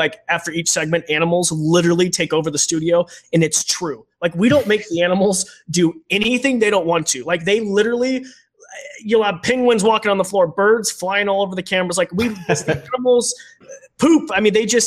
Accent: United States; growing up in Roby Creek.

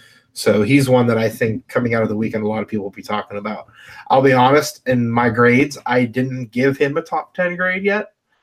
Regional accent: Pennsylvania, United States; I'm from Pennsylvania

